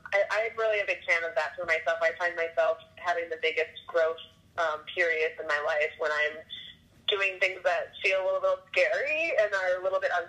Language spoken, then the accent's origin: English; Minnesota, United States; moved away as an adult; now in Oregon, United States; So, I grew up in Minnesota and moved around a lot with my family, but mostly in the confines of Minnesota. And I just, I think I was 28 or 29, and I just wanted, to live somewhere else.